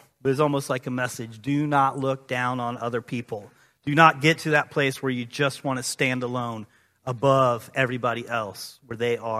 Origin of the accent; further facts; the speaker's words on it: Illinois, United States; growing up in East Central Illinois in the 90s, watching Michael Jordan be the best